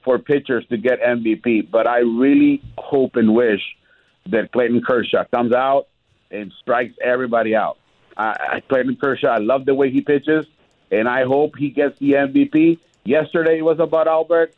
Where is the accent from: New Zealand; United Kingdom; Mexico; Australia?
Mexico; Tijuana, Baja California; moved away; I grew up in Tijuana